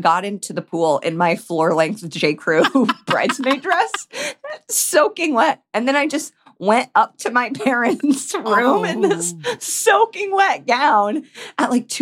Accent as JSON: {"language": "English", "region": "Indiana", "country": "United States", "said": "we're from Indiana."}